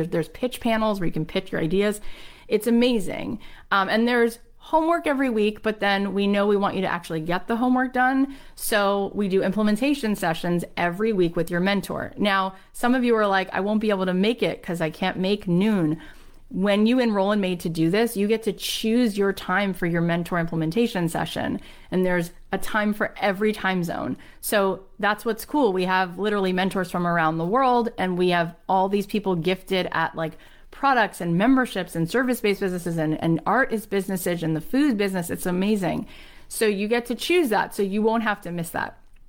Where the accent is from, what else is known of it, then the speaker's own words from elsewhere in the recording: Nigeria; now in United Kingdom; Like, to me, I grew up in Nigeria, moved to the UK, was working in publishing